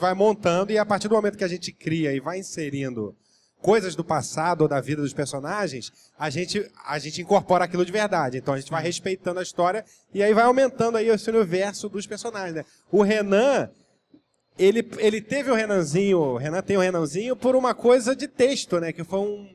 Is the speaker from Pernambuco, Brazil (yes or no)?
no; Rio de Janeiro, Brazil; Eu sou de Jacarepaguá e eu morava na Boiúna que era uma, um lugar que não tinha nem asfalto